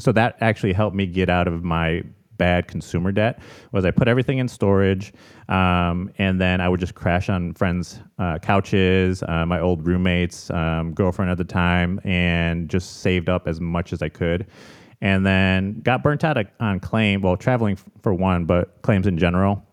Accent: Chicago, Illinois, United States; moved away as an adult; also born or lived in Arizona; now in San Diego, United States; I'm born and raised in Chicago

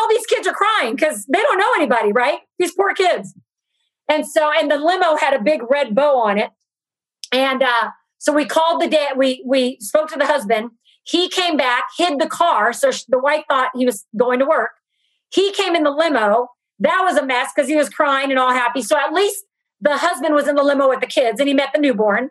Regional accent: Brazil; now in Los Angeles, United States; I'm from Brazil and my family's in Brazil

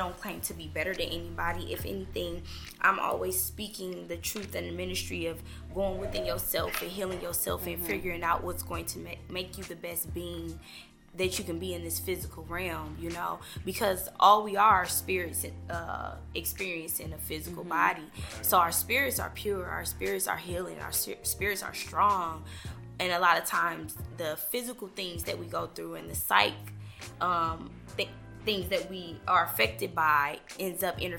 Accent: Tulsa, Oklahoma, United States; I grew up in Tulsa too.

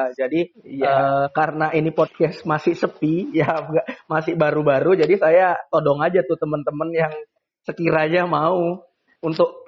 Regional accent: Dumai, Riau, Indonesia; kebetulan saya juga putra daerah Kota Dumai dan bekerja untuk Kota Dumai dan uh, berkontribusi juga untuk Kota Dumai.

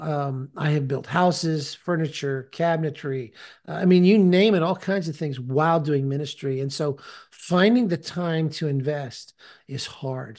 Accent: California, United States; now in Tennessee, United States; I live in Tennessee now, but I'm from California

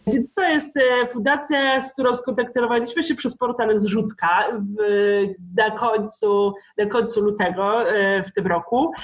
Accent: Pomeranian Voivodeship, Poland; pochodzę z, z województwa pomorskiego

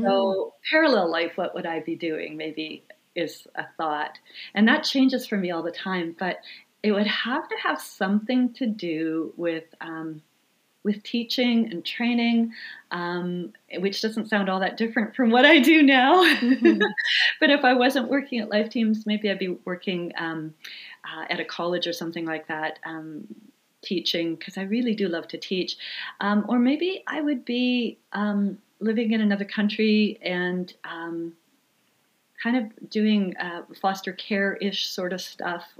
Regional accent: Swan River, Manitoba, Canada; I grew up in uh, the thriving metropolis of Swan River, Manitoba, which uh, is a tiny little town in northern Manitoba

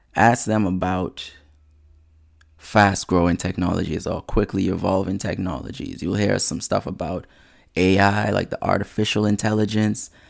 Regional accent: Nassau, New Providence, Bahamas; now in United States; Bahamas born, bred, and cadet.

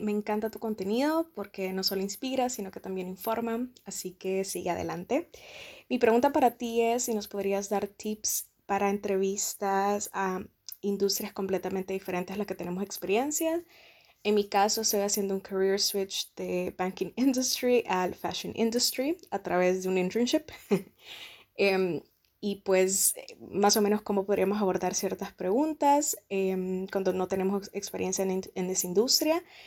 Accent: Honduras; moved away as an adult; now in Germany; una hondureña que vive en Alemania hace aproximadamente un año

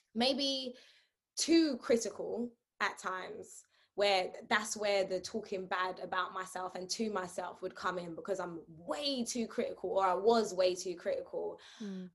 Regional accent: New York City, New York, United States; now in London, United Kingdom; growing up in Brooklyn

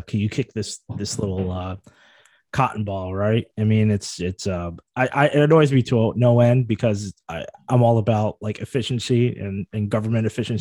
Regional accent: New York City, New York, United States; moved away as an adult; as a New Yorker

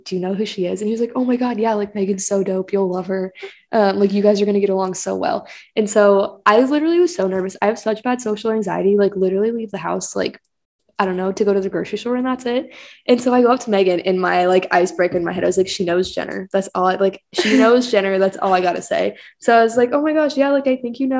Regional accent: Kansas City, United States; I also grew up in Kansas City my whole life

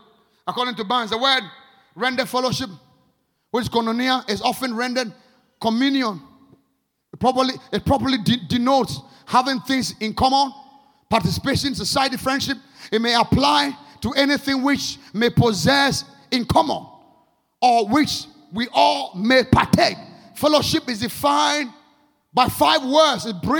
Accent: Ghana; I am more connected to the spirit. I'm Ghanaian.

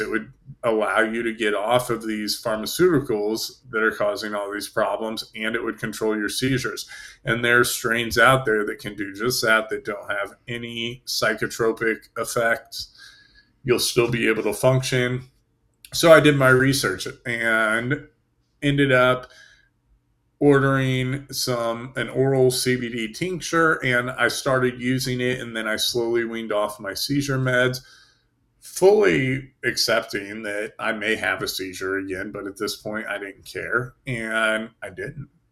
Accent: Indiana, United States; moved away as an adult; also born or lived in Germany / New York / Fort Bragg / Florida; I grew up in Indiana, and then I was stationed in Germany.

